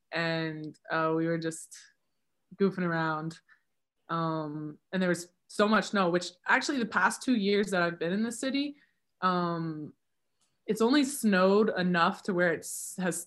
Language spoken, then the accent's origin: English; Florida, United States; moved away; I'm from Florida